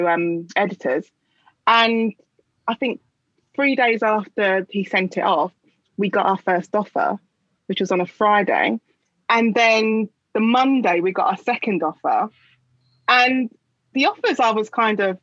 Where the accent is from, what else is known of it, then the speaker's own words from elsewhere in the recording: London, United Kingdom; I live in London and I grew up in London